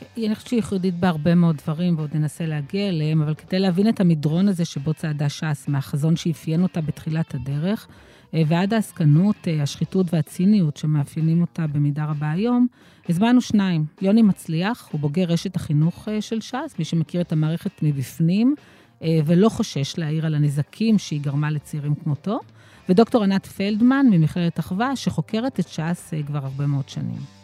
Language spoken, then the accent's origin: Hebrew; Ashdod, Southern District, Israel; כשהייתי ילדה באשדוד של שנות ה-70 וה-80